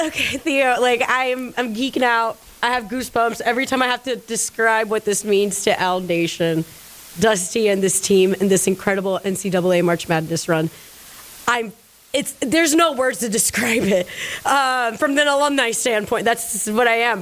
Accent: Orlando, Florida, United States; I'm from Orlando.

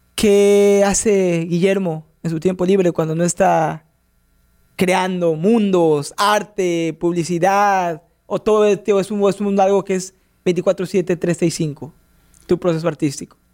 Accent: Mexico; yo soy de México

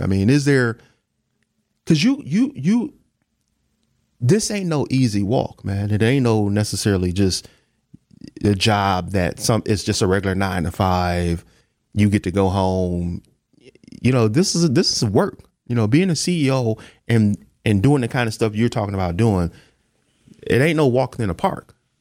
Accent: Milwaukee, Wisconsin, United States; born or raised there

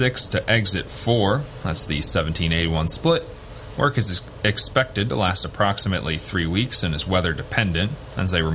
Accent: Long Island, New York, United States; now in Southern Tier, New York, United States; we're from Long Island. We don't get bobcats on Long Island

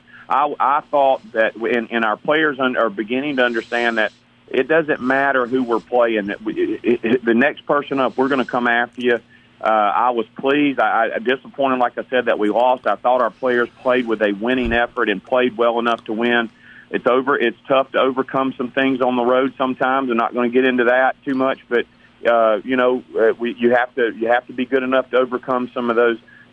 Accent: Hattiesburg, Mississippi, United States; I grew up here in Hattiesburg

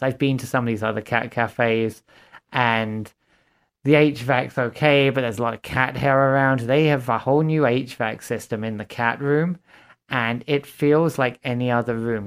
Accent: Watford, East of England, United Kingdom; moved away as an adult; also born or lived in Fargo, North Dakota / Minneapolis / Grand Forks, North Dakota; now in Sioux Falls, United States; I'm originally from Watford, Hertfordshire, England.

